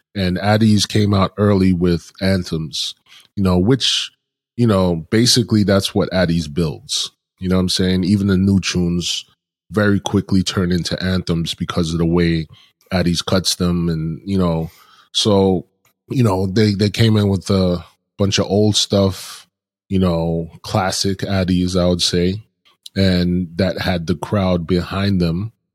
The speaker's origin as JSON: {"language": "English", "town": "New York City", "region": "New York", "country": "United States", "tie": "born or raised there", "said": "I live in Brooklyn. I grew up in Brooklyn"}